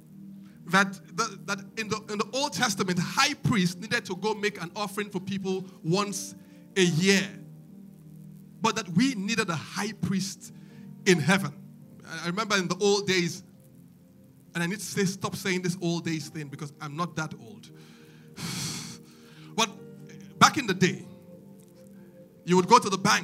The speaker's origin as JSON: {"language": "English", "country": "Nigeria", "said": "As a Nigerian"}